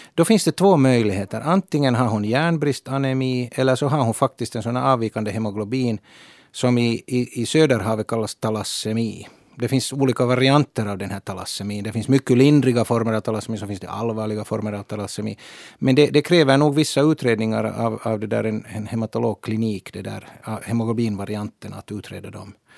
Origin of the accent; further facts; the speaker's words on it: Finland; vi i Finland